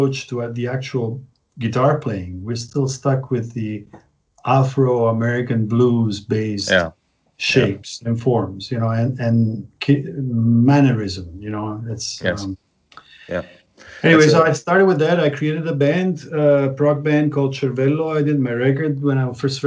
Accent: Naples, Campania, Italy; English is a second language; also born or lived in San Francisco / Milan; now in Berlin, Germany; I was born in Naples, Italy

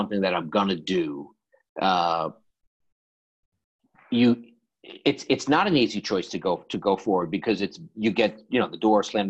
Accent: New York City, New York, United States; I grew up in Woodside, Queens.

